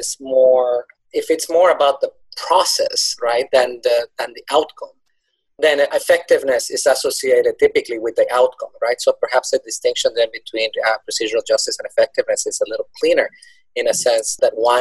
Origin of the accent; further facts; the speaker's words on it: Colombia; moved away; I'm originally from Colombia